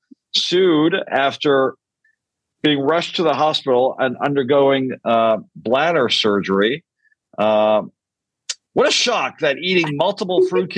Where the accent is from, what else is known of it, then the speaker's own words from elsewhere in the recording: Canada; Canadians are known to be very apologetic people